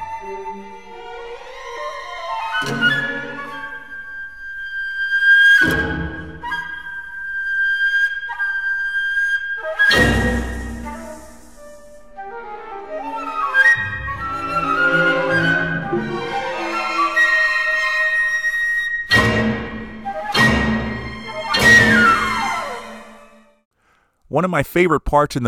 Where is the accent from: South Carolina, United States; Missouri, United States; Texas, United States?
Missouri, United States; St. Louis; my hometown of St. Louis, Missouri